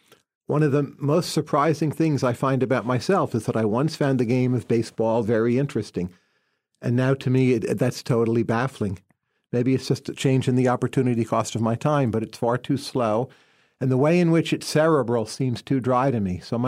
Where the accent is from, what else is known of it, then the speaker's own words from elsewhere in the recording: New Jersey, United States; So you grow up in population density, so you learn a lot from other people. A nice thing about coming from New Jersey